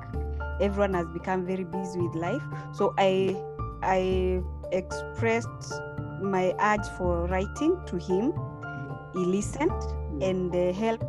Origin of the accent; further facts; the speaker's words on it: Meru, Meru County, Kenya; When I went to school in Meru, I was born in Meru as well.